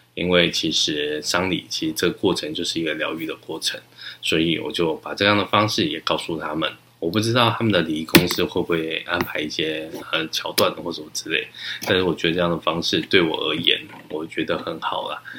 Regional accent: Taichung, Taiwan; 我那时候从小成长在台中

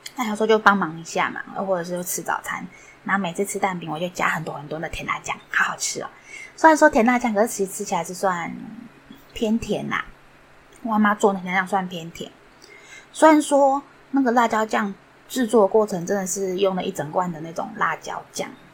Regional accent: Yingge, New Taipei, Taiwan; 小时候是住在，不知道大家不知道有地方叫做英歌

